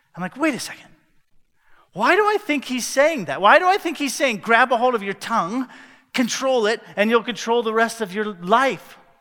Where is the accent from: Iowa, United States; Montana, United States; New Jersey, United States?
Iowa, United States; Cedar Rapids; I grew up in North America, more specifically in Cedar Rapids, Iowa